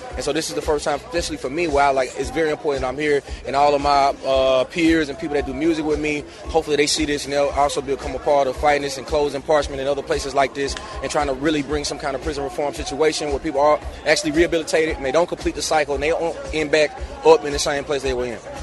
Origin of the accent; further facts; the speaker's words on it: Meridian, Mississippi, United States; I'm from Mississippi